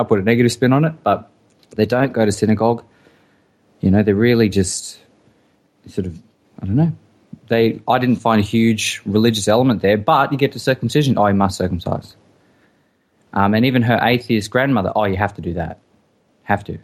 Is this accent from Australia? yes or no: yes; Australia; we grew up in Australia